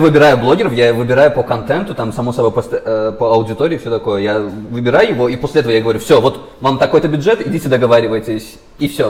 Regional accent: Baku, Azerbaijan; я сам из Баку

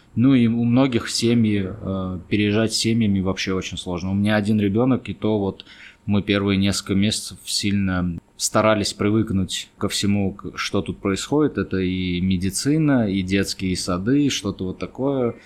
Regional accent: Armenia; also born or lived in Moscow; я армянин

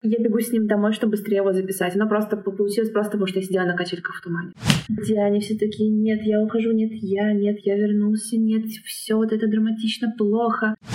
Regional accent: Nizhny Novgorod, Nizhny Novgorod Oblast, Russia; moved away as an adult; now in Warsaw, Poland; я изначально из Нижнего Новгорода, но последние полгода проживаю в Варшаве

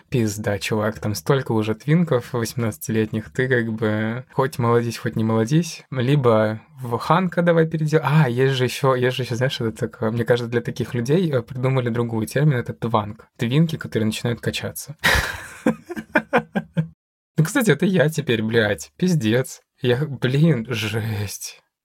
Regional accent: Siberia, Russia; Я приехал с Сибири, в Семиис

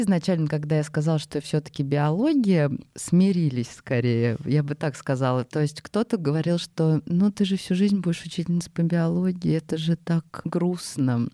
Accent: Moscow Oblast, Russia; я из Подмосковья

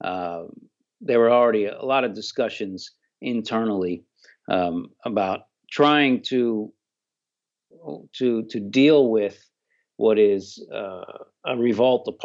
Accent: United States; I'm an American

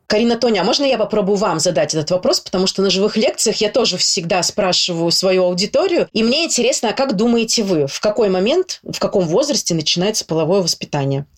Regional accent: Saint Petersburg, Russia; я из Санкт-Петербурга

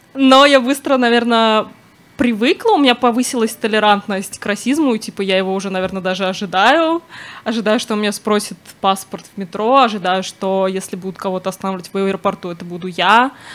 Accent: Moscow, Russia; я выросла в Москве

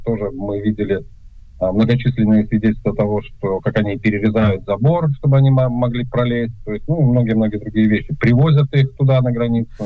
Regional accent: Belarus; moved away as an adult; now in Warsaw, Poland; я люблю Беларусь, я белорус, и я всегда останусь белорусом.

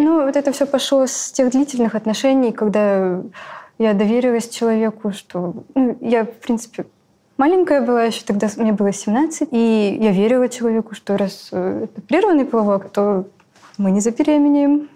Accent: Magadan, Magadan Oblast, Russia; moved away as an adult; now in Novosibirsk, Russia; я вообще из Магадана. Переехала в Новосибирск

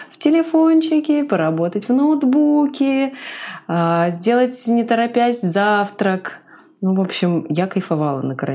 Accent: Komsomolsk-on-Amur, Khabarovsk Krai, Russia; also born or lived in Saint Petersburg; все детство и мы провели в зеленых квартирах, и в Комсомольске на Амуре, где я родилась, и в Хабаровске, где мы жили потом, и в Петербурге

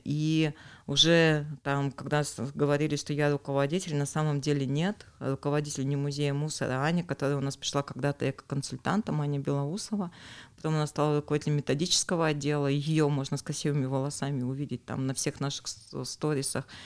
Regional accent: Urals, Russia; мы, уральцы

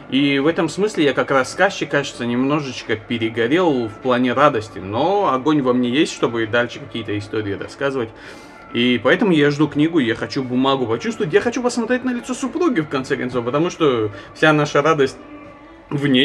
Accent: Makhachkala, Dagestan, Russia; Я из Махачкалы.

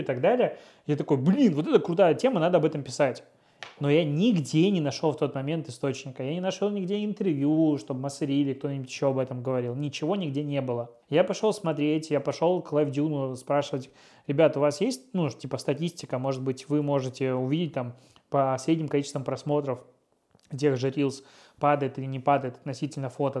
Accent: Pinsk, Brest Region, Belarus; moved away as an adult; now in Russia; я из Пинска

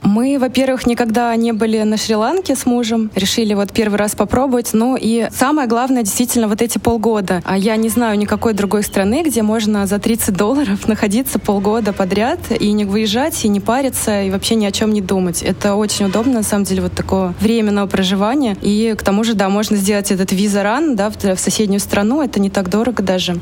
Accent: Russia; moved away as an adult; now in Sri Lanka; мы из России, мы привыкли к разнообразию товаров в магазинах

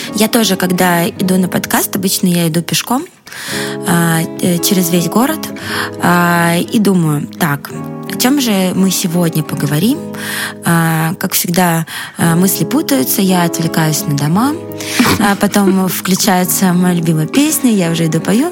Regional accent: Russia; а я из России

